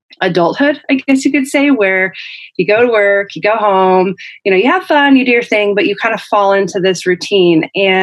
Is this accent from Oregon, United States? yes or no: yes; Oregon, United States; moved away as an adult; also born or lived in Canada / Syracuse, New York; I'm from Oregon originally. I was born on the East Coast in Canada. My dad is from upstate New York, and my mom is Canadian. And I was born out there. And then when I was little, I moved out to Oregon and grew up there.